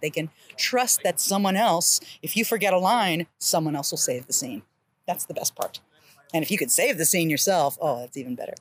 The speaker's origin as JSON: {"language": "English", "town": "Columbus", "region": "Ohio", "country": "United States", "also_born_or_lived": "Kent, Ohio / Bowling Green, Ohio / Richmond, Virginia", "moved": "as an adult", "lives_now": "Charlotte, United States", "said": "I'm an Ohio girl. I'm from Columbus, Ohio"}